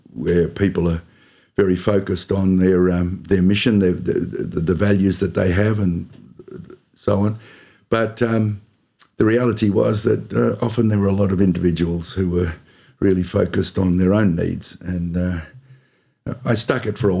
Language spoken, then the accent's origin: English; Sydney, New South Wales, Australia; also born or lived in Cootamundra, Australia; now in Oamaru, New Zealand; I was born in Sydney.